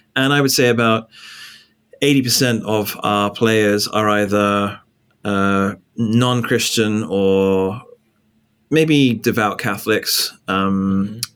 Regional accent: England, United Kingdom; moved away as an adult; also born or lived in Northern Ireland / Louisville, Kentucky; now in New York, United States; I'm from England. So I was born in England

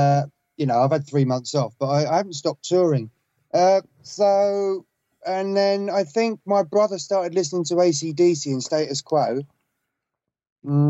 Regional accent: Farnborough, South East England, United Kingdom; also born or lived in Portsmouth; I moved up from Portsmouth to Farnborough.

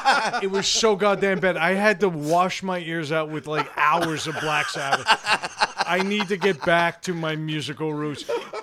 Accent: Cheyenne, Wyoming, United States; I'm from Cheyenne, Wyoming

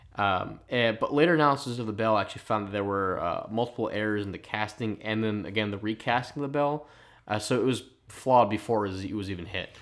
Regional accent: Philadelphia, Pennsylvania, United States; accent: Philly; my Philly accent

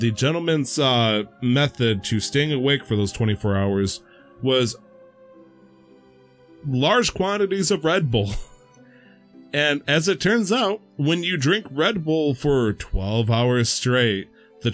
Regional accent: United States; a American U.S. born citizen

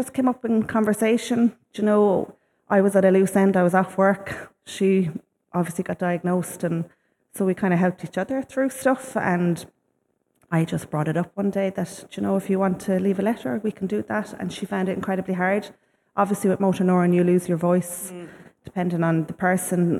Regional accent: Shannon, Munster, Ireland; my hometown in Shannon

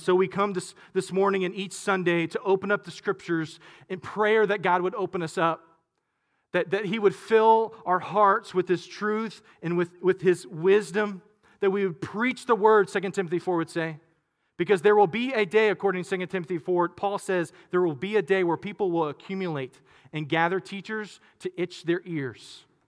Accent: Katy, Texas, United States; I grew up in Katy, but we had some land out in, uh, in, in, in Waller, uh, area, really Hempstead, really Monaville

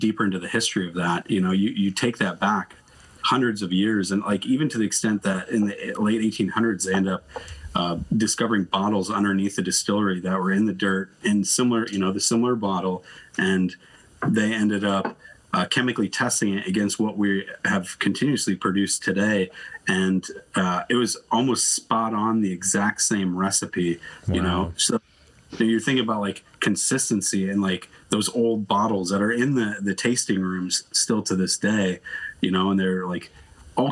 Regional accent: the South, United States; moved away as an adult; now in Canada; I'm from the South

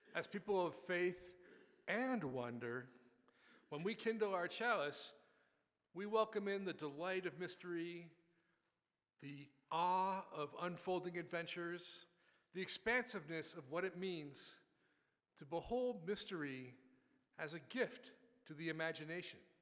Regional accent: Buffalo, New York, United States; I grew up in Buffalo, New York

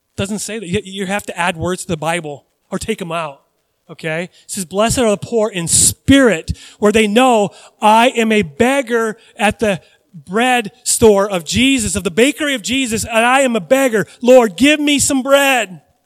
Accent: United States; I grew up in the United States of America

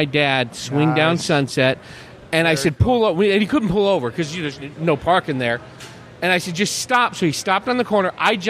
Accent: California, United States; And I told him, I'm from the Bay Area. I just had to see this wall.

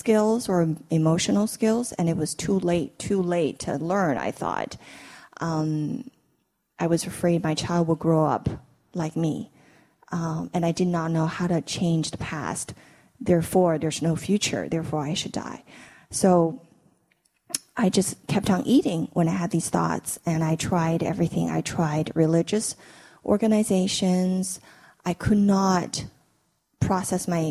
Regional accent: China; moved away as an adult; now in United States; I grew up in China

